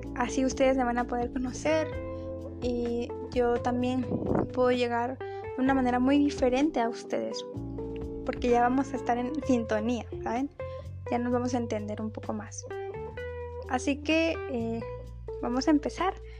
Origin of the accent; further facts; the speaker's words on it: Mexico; yo nací en México, he radicado toda mi vida en este país